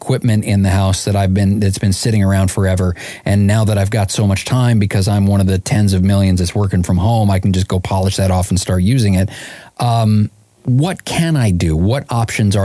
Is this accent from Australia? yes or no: no; Canada; I'm Canadian